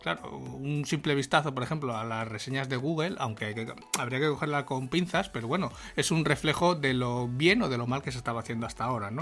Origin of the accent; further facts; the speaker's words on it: Spain; cómo somos los españoles